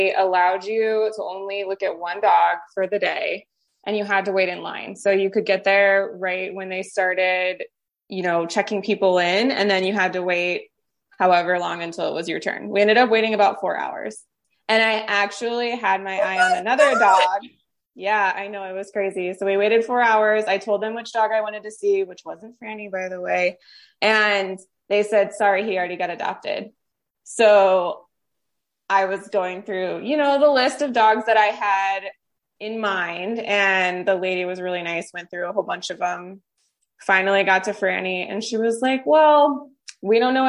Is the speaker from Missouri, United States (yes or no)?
yes; St. Louis, Missouri, United States; moved away as an adult; now in Las Vegas, United States; I'm from the Midwest in St. Louis.